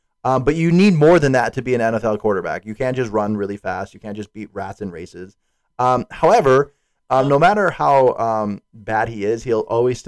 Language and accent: English; Wisconsin, United States; now in Pennsylvania, United States